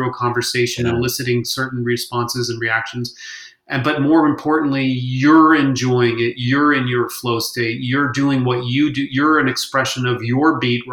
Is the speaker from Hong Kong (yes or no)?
yes; Hong Kong; moved away; We had one channel on the television because I grew up in Hong Kong